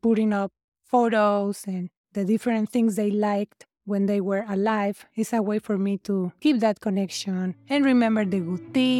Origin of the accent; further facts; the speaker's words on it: Mexico City, Mexico; moved away as an adult; now in Las Vegas, United States; I grew up in Mexico City. I moved from there to Nevada 23 years ago.